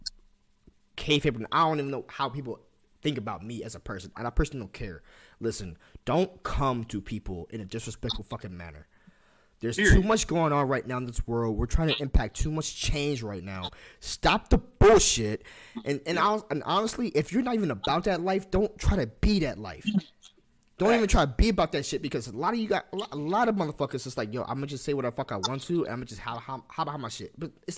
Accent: Washington, District of Columbia, United States; I'm from Southeast DC

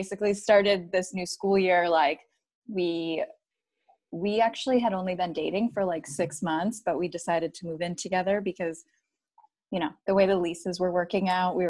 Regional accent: Boston, Massachusetts, United States; moved away as an adult; now in San Diego, United States; I am from Boston, Mass

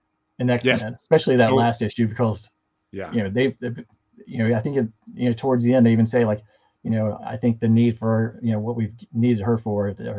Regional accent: the South, United States; I'm from the South.

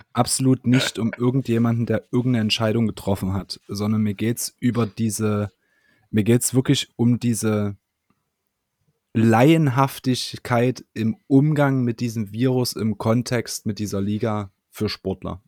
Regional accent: Germany; wir als Deutsche

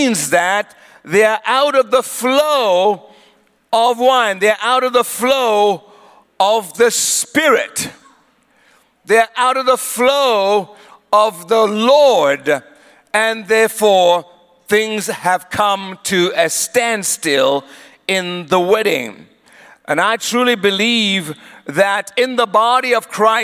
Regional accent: Eswatini; also born or lived in South Africa; My dad was from Swaziland, and my mother is from South Africa. She is Zulu. My dad was Swazi. So I grew up in Swaziland, but I'm also a South African

